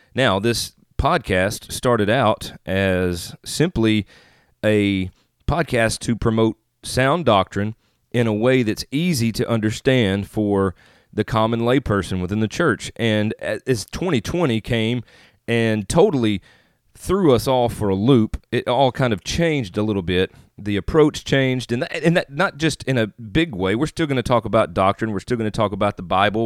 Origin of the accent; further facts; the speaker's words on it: Northeast Mississippi, United States; also born or lived in Northeast Arkansas; now in Jonesboro, United States; I live in Northeast Arkansas right now, just outside of Jonesboro, Arkansas, but I am originally from Northeast Mississippi.